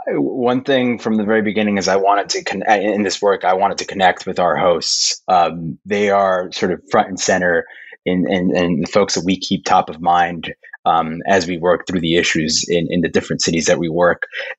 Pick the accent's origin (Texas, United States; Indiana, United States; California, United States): Texas, United States; McAllen; I grew up in South Texas, near McAllen, Texas, which depending on who you are, you might have or might not have heard of, but it's probably as far away from Dallas as you can be.